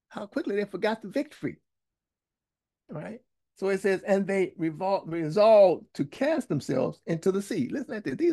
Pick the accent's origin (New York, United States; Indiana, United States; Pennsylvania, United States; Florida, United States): Indiana, United States; Gary; I come from Gary, Indiana, Midwest